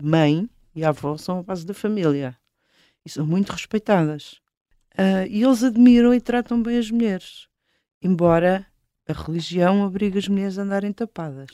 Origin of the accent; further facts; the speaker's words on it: Portugal; de onde é que tu és? Portugal